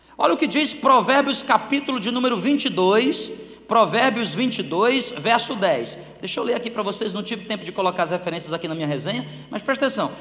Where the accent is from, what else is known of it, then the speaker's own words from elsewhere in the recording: Fortaleza, Northeast Region, Brazil; moved away as an adult; now in Northern Region, Brazil; Eu sou nordestino